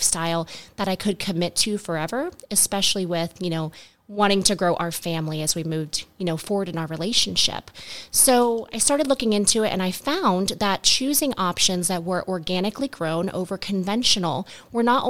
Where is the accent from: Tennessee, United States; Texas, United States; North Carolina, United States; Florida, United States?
Florida, United States; We grew up here in the South, here in Florida